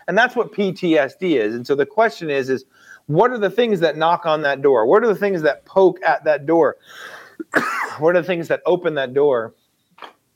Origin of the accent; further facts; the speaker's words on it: United States; I'm an American in a first world country